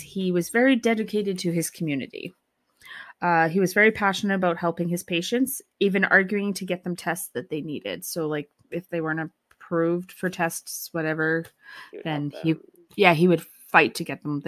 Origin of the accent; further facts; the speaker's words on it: Valleyview, Alberta, Canada; only about 2 hours from where I grew up in Valley View.